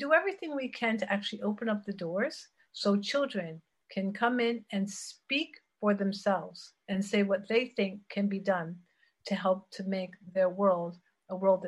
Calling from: Geneva, Switzerland; Geneva, Switzerland.

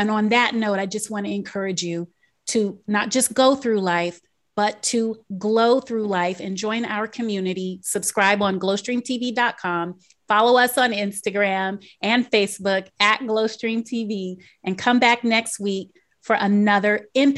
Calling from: Maryland, United States; I'm joining you from Maryland, just outside of Washington, D.C.

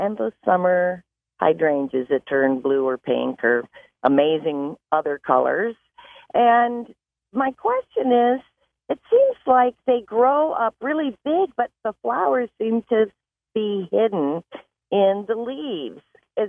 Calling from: Grand Rapids, Michigan, United States; I'm from Grand Rapids.

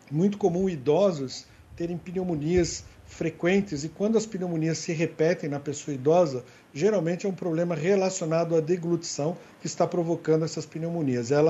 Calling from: Guarujá, São Paulo, Brazil; sou do Guarujá

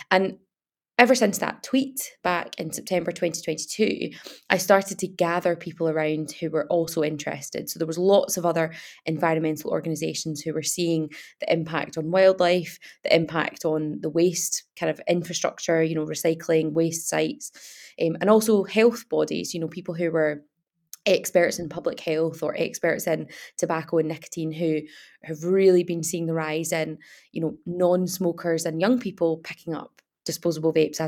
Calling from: Glasgow, Scotland, United Kingdom; I'm based in Dundee, that's where I live, but I'm actually phoning from Glasgow today. So yeah, sunny Glasgow, which is not often the case.

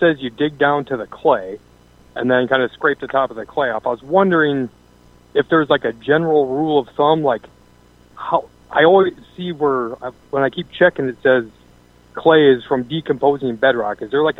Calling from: Iowa, United States; Pretty good. I got a question for usually, I mean, we deal with in Iowa.

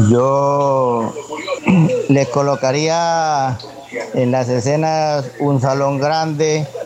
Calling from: Cúcuta, Norte de Santander, Colombia; de Cúcuta.

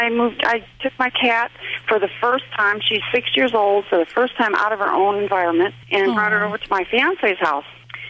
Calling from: Tennessee, United States

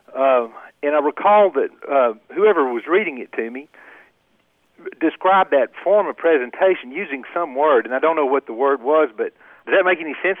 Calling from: Victoria, Texas, United States; I'm calling from Victoria, Texas.

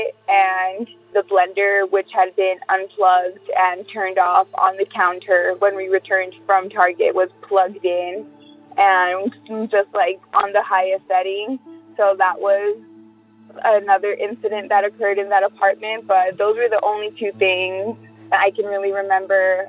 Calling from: Whittier, California, United States; also born or lived in Culver City, California; I'm calling from Whittier, California

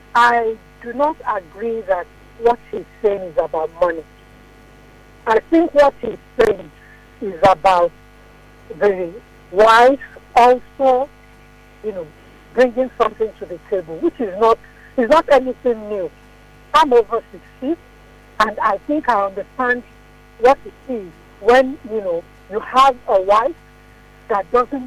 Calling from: Lagos, Nigeria; Okay, I'm calling from Lagos.

